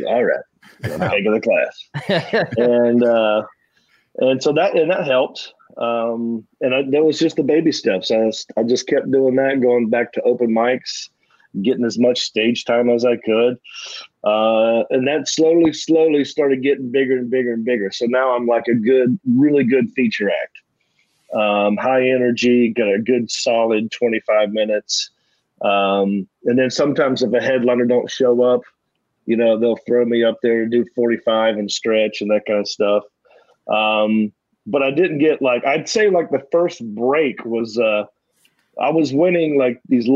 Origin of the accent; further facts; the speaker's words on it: Hickory, North Carolina, United States; also born or lived in Raleigh, North Carolina; But in my hometown, there were no comedy clubs